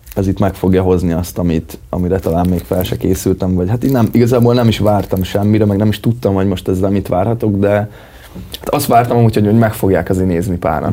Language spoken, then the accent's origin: Hungarian; Magyarhertelend, Baranya, Hungary; now in Pécs, Hungary; még oda vagyok bejelentve